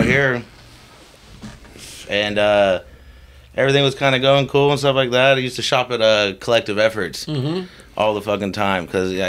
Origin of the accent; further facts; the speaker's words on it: Tallahassee, Florida, United States; moved away; I'm from Tallahassee, Florida.